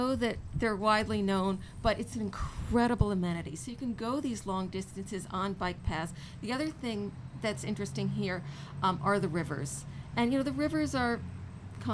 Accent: New York City, New York, United States; now in Los Angeles, United States; I come from New York City

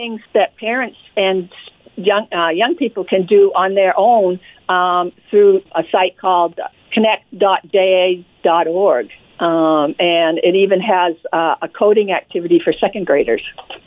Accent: Maine, United States; accent: Maine; moved away as an adult; now in Western Massachusetts, United States; I have a Maine accent, so I'm a transplant, but adopted this wonderful region since 2003

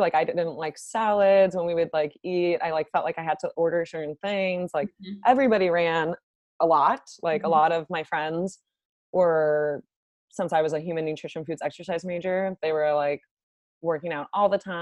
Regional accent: Northern Virginia, United States; I grew up in Northern Virginia, went to school at Virginia Tech, and then matched for my dietetic internship at UVA. And now I'm back in Virginia. So I've basically been in Virginia my whole life

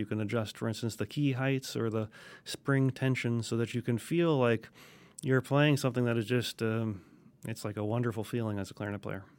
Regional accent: Wisconsin, United States; now in Alabama, United States; I'm originally from Wisconsin, so, uh, we started clarinet in fifth grade.

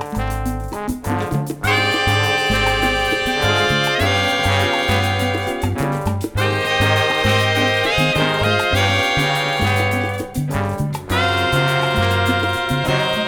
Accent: Philippines; moved away; When I was growing up in the Philippines

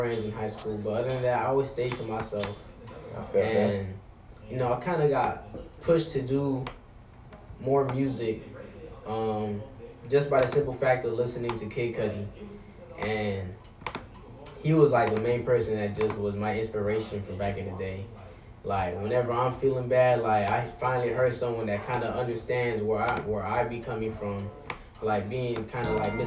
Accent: Florida, United States; I am from Florida

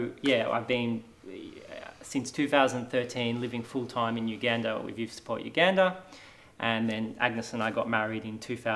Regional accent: Australia; I grew up here in Australia

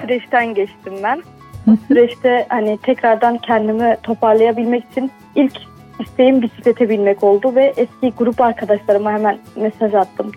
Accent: Şanlıurfa, Turkey; bir Urfalı olarak

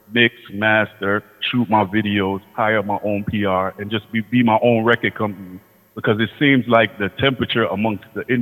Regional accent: Washington, District of Columbia, United States; So I'm originally from Washington, D.C. But all my family and all my parents, my mother and my father are from Kingston, Jamaica

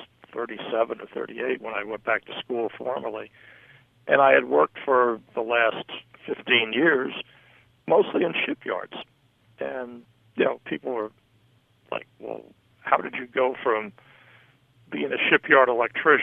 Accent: New York, United States; also born or lived in Jacksonville, Florida; now in Los Angeles, United States; growing up in New York

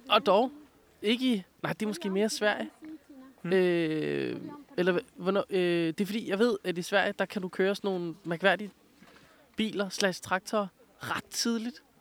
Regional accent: Greenland; jeg er jo grønlænder

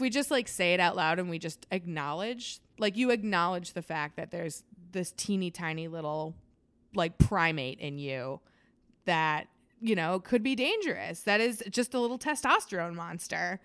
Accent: Plainfield, Illinois, United States; I'm from Plainfield

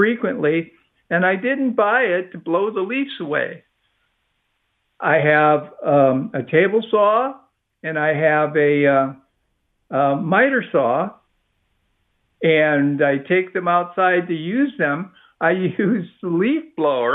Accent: Midwest, United States; now in Texas, United States; I was raised in the Midwest as a kid

